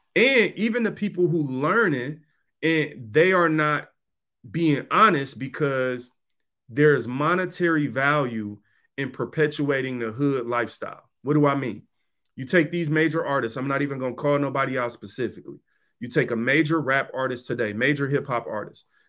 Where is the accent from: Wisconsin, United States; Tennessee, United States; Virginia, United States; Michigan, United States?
Michigan, United States; Detroit; I'm from Detroit. I grew up in Detroit